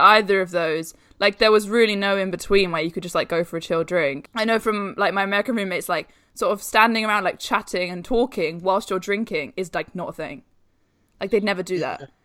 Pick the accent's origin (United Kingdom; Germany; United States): United Kingdom; London; I'm from London, that's how I've always lived.